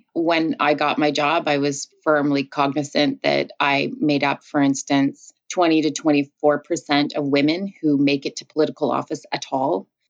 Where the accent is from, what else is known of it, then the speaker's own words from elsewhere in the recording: Ottawa, Ontario, Canada; now in Winnipeg, Canada; I grew up in Ottawa, but I'm a Winnipegger now, Manitoba, Canadian.